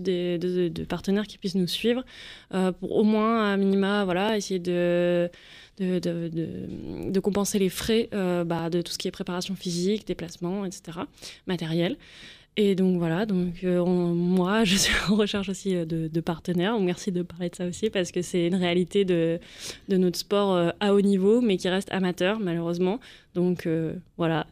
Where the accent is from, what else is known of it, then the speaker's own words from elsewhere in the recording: Lyon, Auvergne-Rhône-Alpes, France; je fais partie du club du CSAVH Lyon, donc je suis lyonnaise.